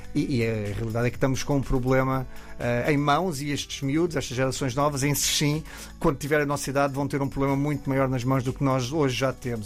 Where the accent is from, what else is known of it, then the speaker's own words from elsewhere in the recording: Alentejo, Portugal; como no Alentejo, de onde eu venho